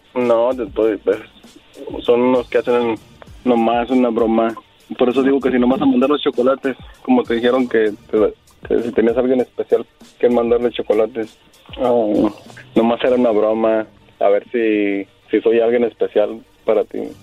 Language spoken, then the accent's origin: Spanish; Torreón, Coahuila, Mexico; now in United States; yo soy de Torreón